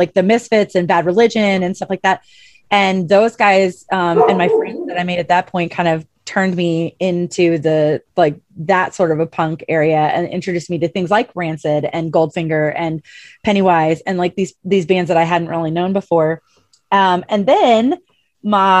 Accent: St. Louis, Missouri, United States; moved away; I'm from St. Louis originally

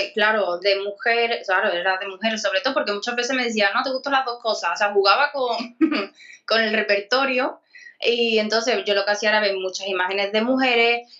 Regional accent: Écija, Andalusia, Spain; de, Sevilla, de Esija

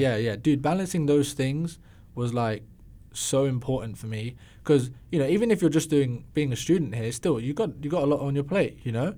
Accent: England, United Kingdom; moved away as an adult; also born or lived in London; being English

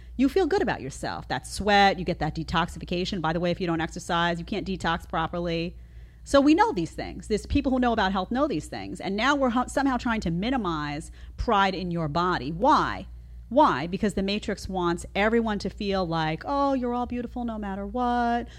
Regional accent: New York City, New York, United States; I grew up in Staten Island, you know, outside of New York and Brooklyn

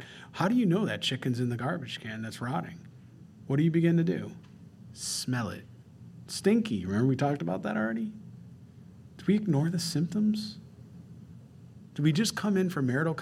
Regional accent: Rochester, New York, United States; moved away; I'm from Rochester, New York, the land of ice and snow

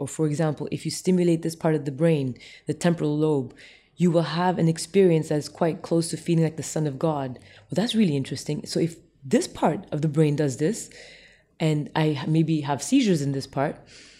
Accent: Tokyo, Japan; also born or lived in Jakarta, Indonesia; because I grew up in the East as well, in Tokyo and Jakarta

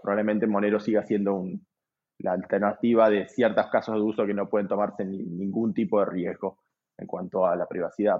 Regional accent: Argentina

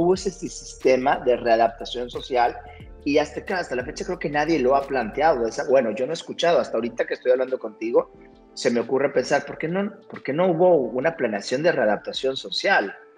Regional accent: Monterrey, Nuevo León, Mexico; como sociedad mexicana, incluso hasta como regia

